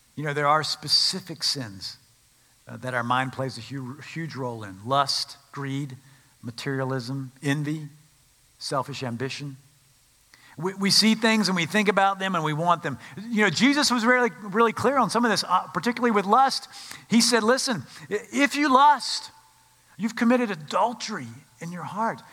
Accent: Winston-Salem, North Carolina, United States; I grew up in Winston-Salem, North Carolina.

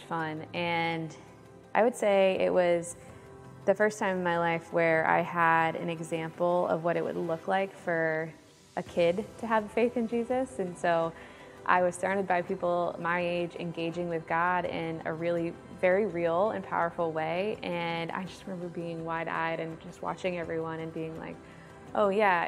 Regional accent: Granby, Connecticut, United States; I was born in Connecticut, and I was raised in Granby with my two older brothers

